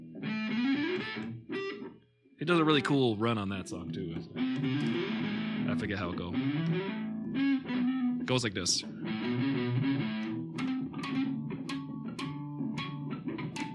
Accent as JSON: {"language": "English", "area": "Long Island", "region": "New York", "country": "United States", "moved": "yes", "said": "I'm from Long Island"}